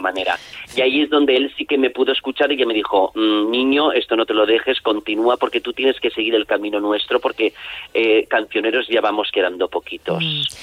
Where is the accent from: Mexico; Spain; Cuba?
Spain; Castellón de la Plana, Valencian Community; Aquí en mi pueblo, debuté en mi pueblo, en el Grau de Castellón